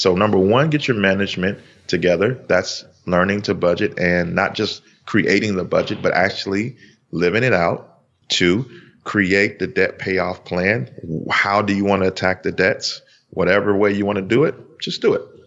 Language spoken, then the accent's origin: English; Chicago, Illinois, United States; We are from Chicago.